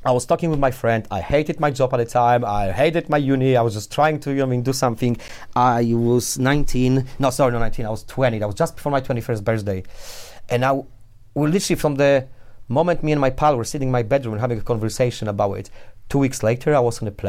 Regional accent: Poland; English is a second language; moved away as an adult; also born or lived in Warsaw; now in Leeds, United Kingdom; I'm one of the first Poles which moved to UK after we joined European Union

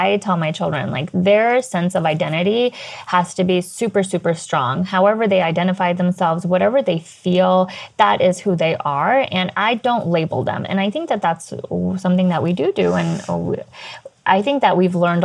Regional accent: United States; being American born confused Daisy

